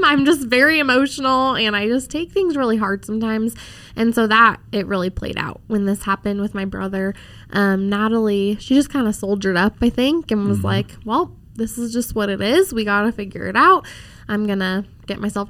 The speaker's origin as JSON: {"language": "English", "region": "Colorado", "country": "United States", "tie": "born or raised there", "also_born_or_lived": "Boulder, Colorado", "said": "I was born in Colorado Springs, and we lived there until I was in elementary school, and then we moved down to the Boulder area."}